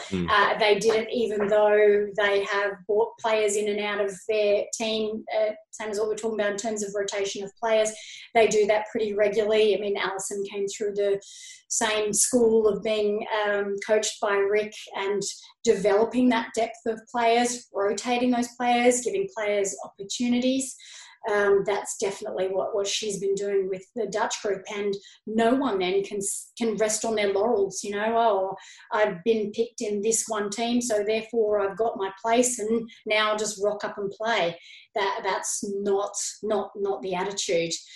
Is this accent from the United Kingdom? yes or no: no; Canberra, Australian Capital Territory, Australia; now in Sydney, Australia; when I was growing up in Canberra